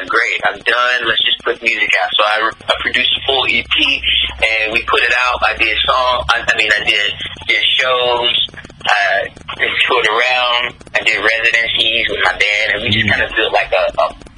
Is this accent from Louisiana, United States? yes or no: yes; New Orleans, Louisiana, United States; also born or lived in Longview, Texas; I was born and raised in New Orleans and then in Longview, Texas, too. So back and forth all through Louisiana and everything.